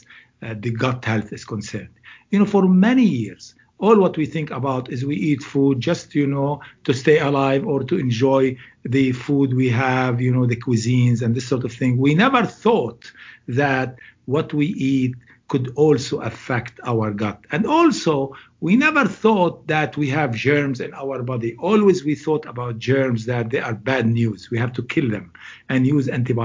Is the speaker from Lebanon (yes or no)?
yes; Beirut, Beirut Governorate, Lebanon; moved away as an adult; also born or lived in England; now in Cleveland, United States; I am originally from Lebanon, Beirut, the capital of Lebanon, and I am currently at Case Western Reserve University